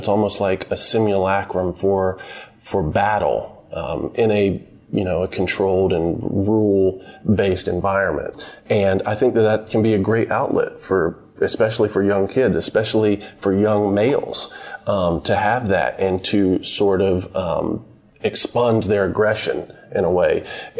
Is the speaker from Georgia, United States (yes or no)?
yes; Statesboro, Georgia, United States; also born or lived in Greenville, North Carolina; we left when I was 2 years old because my mother had gotten a job at Georgia Southern University in South Georgia near Savannah.